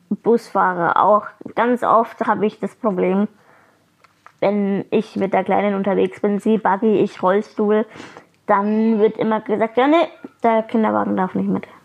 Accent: Fürth, Bavaria, Germany; ich bin auch in Fürth aufgewachsen und geboren

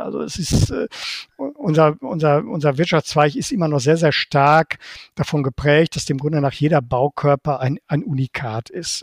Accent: Bochum, North Rhine-Westphalia, Germany; moved away as an adult; also born or lived in Baden-Württemberg / Bonn / Berlin; in meiner Heimatstadt Bochum

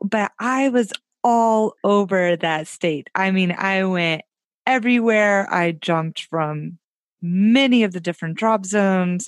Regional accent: Tennessee, United States; also born or lived in Orlando, Florida; now in Oregon, United States; I grew up in Tennessee

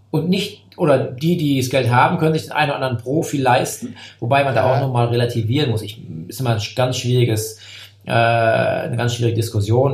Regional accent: area around Koblenz, Rhineland-Palatinate, Germany; Ich komme ja aus der Gegend von Koblenz bin jetzt kein, kein Eifler Jung, aber ähm, da bin ich groß geworden

